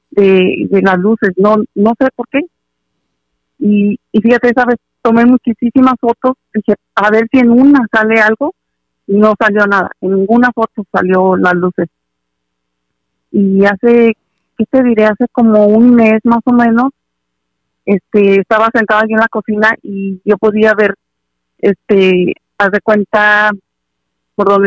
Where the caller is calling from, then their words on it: California, United States; Hola, buenas noches, soy … de Aldo de California.